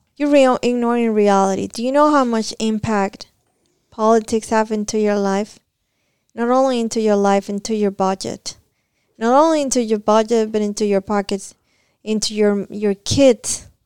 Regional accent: Cuba; moved away as an adult; now in Kentucky, United States; I came back from Cuba on my first trip back to my country

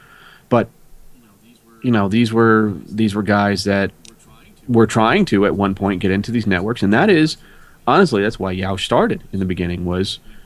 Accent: Ireland; I'm Irish and I'm a stubborn bastard.

